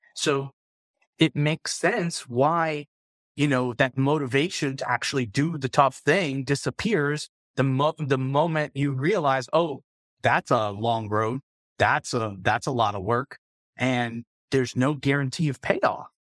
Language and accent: English; South Florida, United States; moved away; I grew up in South Florida